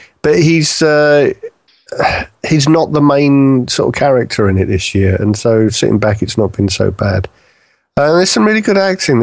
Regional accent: United Kingdom; being British

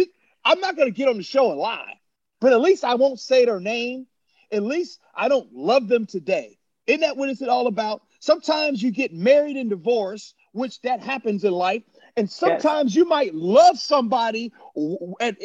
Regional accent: Chicago, Illinois, United States; I wasn't really an Illini football fan growing up in Chicago.

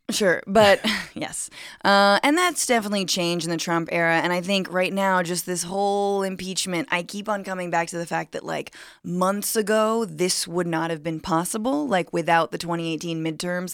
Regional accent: California, United States; as a Californian

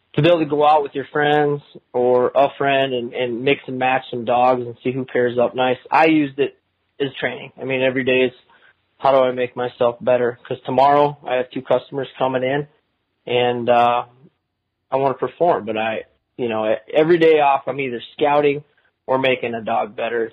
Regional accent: Minnesota, United States; moved away as an adult; also born or lived in Phoenix, Arizona / Kansas; now in Arizona, United States; I went to, to Minnesota kindergarten through my senior year in high school, and that's my home

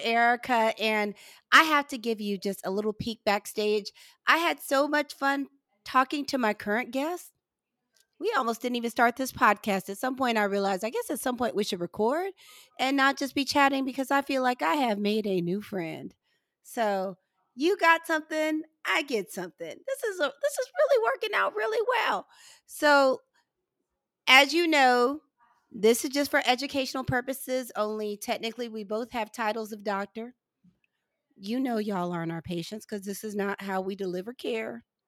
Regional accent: St. Louis, Missouri, United States; now in Georgia, United States; I'm originally from St. Louis

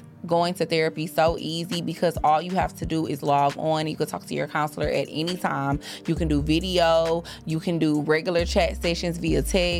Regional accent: Houston, Texas, United States

